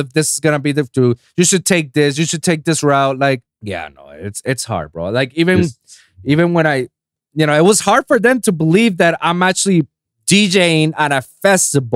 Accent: Puerto Rico; I'm 787 from Puerto Rico

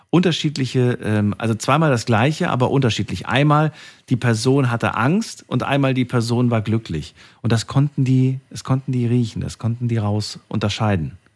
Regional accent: Hesse, Germany; eigentlich äh, in Hessen groß geworden.

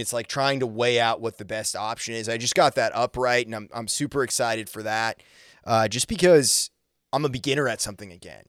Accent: Maine, United States; moved away; also born or lived in Nashville; originally from Maine

